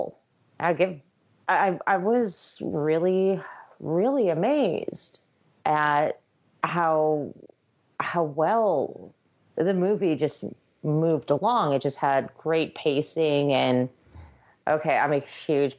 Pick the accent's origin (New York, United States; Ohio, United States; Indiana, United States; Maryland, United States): New York, United States; I'm from New York